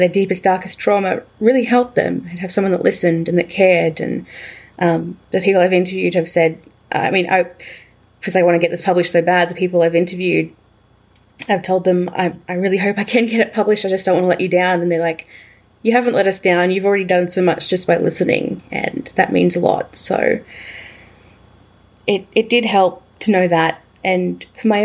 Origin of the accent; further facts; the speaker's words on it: Batemans Bay, New South Wales, Australia; now in Melbourne, Australia; I returned to my hometown of Batemans Bay